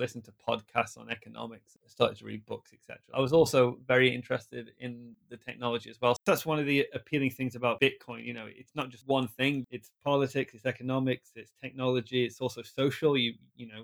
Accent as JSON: {"language": "English", "region": "a small town in the middle of England", "country": "United Kingdom", "also_born_or_lived": "Japan", "first_language": "English", "moved": "as an adult", "said": "I'm from England, a small town in England, in the middle of England"}